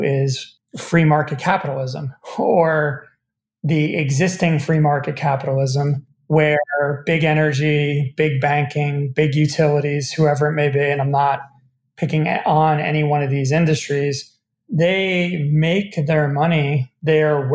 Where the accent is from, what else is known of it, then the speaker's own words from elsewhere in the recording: United States; as an American